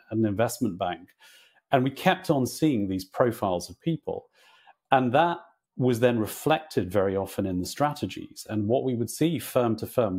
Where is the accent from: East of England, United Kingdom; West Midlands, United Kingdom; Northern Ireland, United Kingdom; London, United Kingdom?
Northern Ireland, United Kingdom; I grew up in Northern Ireland